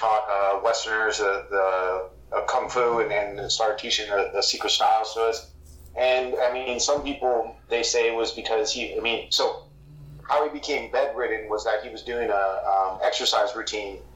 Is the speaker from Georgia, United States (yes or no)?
no; San Diego, California, United States; my family and where we're from Southeast San Diego